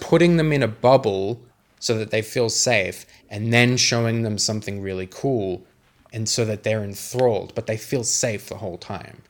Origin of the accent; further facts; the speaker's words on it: Sydney, New South Wales, Australia; I'm from Western Sydney